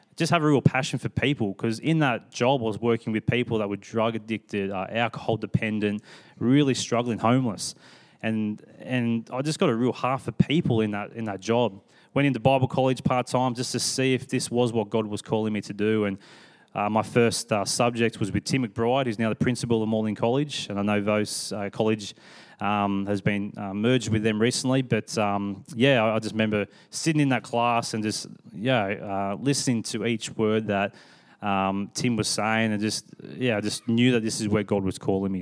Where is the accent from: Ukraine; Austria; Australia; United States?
Australia; Sydney, New South Wales; now in Perth, Australia; my family grew up in Sydney.